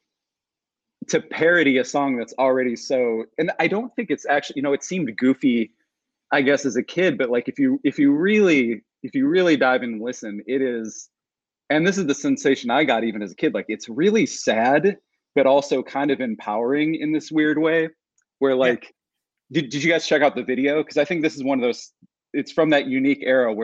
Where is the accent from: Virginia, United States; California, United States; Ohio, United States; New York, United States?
Ohio, United States; Cleveland; growing up around Cleveland, Ohio